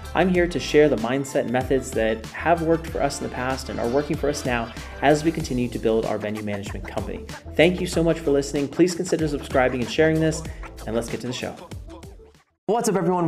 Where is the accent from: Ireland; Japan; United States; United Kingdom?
United States; Fort Worth, Texas; I'm actually born and raised in Fort Worth